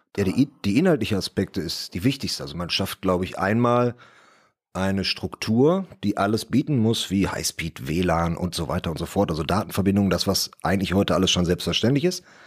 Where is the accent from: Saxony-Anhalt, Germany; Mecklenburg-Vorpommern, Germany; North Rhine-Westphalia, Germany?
North Rhine-Westphalia, Germany; Bottrop; Ich komme aus Bottrop, bin also bin auch hier geboren, komme also aus der Region